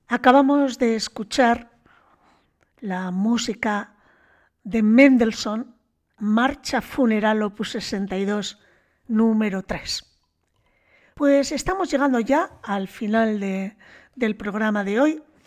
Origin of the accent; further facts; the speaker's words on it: Bilbao, Basque Country, Spain; como bilbaína que soy